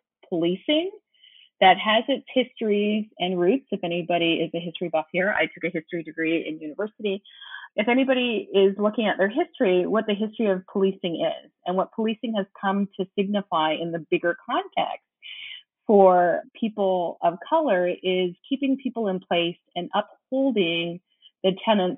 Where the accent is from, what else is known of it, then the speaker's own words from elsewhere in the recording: Canada; also born or lived in Windsor, Ontario; I am a Canadian and I live very close to America. So I live on the border of America, right in Canada, in a town called Windsor